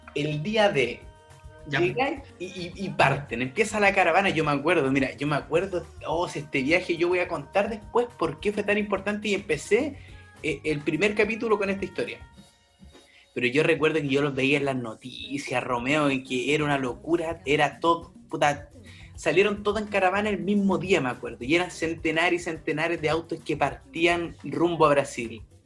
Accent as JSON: {"language": "Spanish", "country": "Chile", "moved": "yes", "lives_now": "Stockholm, Sweden", "said": "soy chileno y actualmente vivo en Estocolmo, Suecia."}